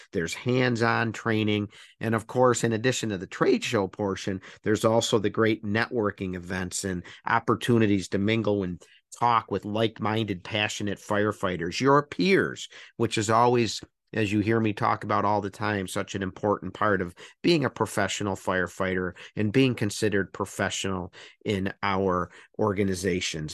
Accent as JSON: {"language": "English", "town": "Buffalo", "region": "New York", "country": "United States", "tie": "born or raised there", "said": "beautiful Western New York, where I'm from, my hometown of Buffalo, New York"}